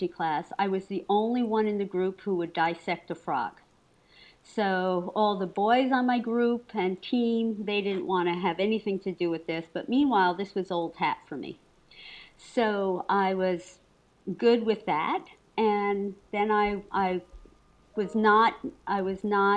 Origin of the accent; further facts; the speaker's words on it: Paterson, New Jersey, United States; I was raised in Paterson, New Jersey, which is a very large urban city